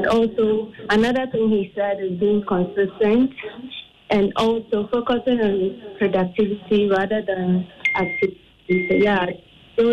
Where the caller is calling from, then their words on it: Accra, Greater Accra, Ghana; I'm Accra.